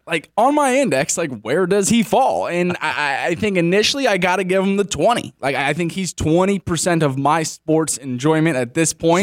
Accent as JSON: {"language": "English", "country": "United States", "tie": "born or raised there", "said": "I was born in Carolina"}